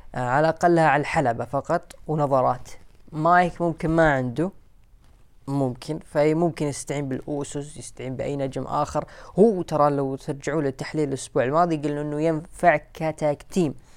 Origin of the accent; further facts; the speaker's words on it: Saudi Arabia; عندنا في السعوديه